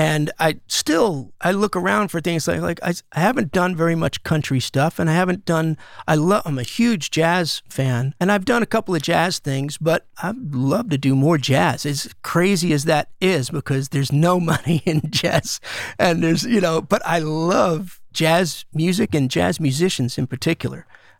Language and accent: English; East Coast, United States; I wasn't a huge … fan growing up on the East Coast because … was more of a West Coast thing